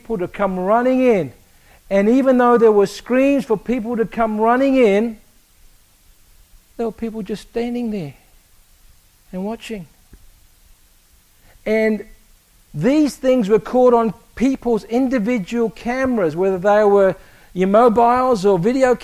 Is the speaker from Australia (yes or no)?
yes; Australia; moved away; I grew up in Australia